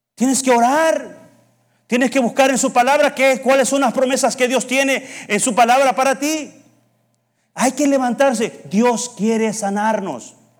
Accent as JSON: {"language": "Spanish", "country": "El Salvador", "moved": "yes", "said": "decimos en El Salvador"}